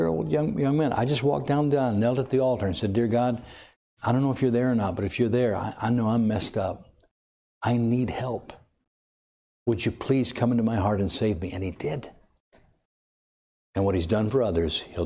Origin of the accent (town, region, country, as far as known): Watsonville, California, United States